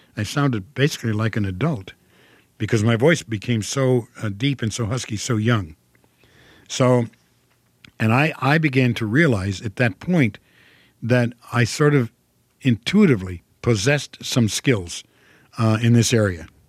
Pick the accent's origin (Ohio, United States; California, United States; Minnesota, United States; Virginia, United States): Ohio, United States; Toledo; accent: Midwestern; I'm from Ohio. I was born in Toledo, Ohio. and, and I grew up there.